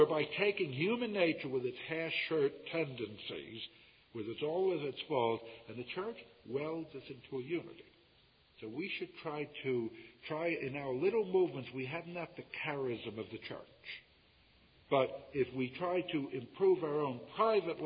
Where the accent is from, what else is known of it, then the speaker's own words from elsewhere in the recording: United States; I come from America